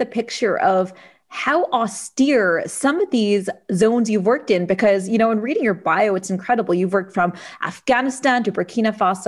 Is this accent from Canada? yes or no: yes; Canada; I am from Canada, a general practitioner over here